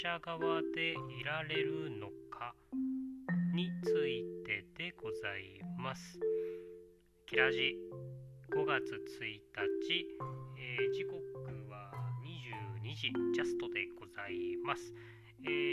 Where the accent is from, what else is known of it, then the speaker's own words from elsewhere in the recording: Okinawa, Japan; 沖縄僕が出 身の沖縄